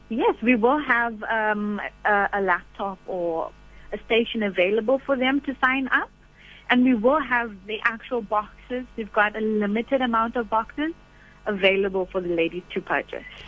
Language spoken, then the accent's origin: English; Durban, KwaZulu-Natal, South Africa; now in Bloemfontein, South Africa; I'm from Durban, but living in Bloemfontein